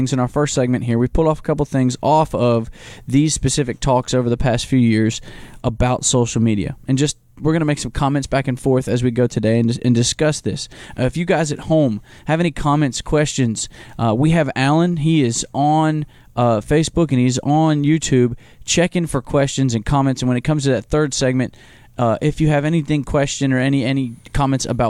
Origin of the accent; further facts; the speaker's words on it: United States; We as Americans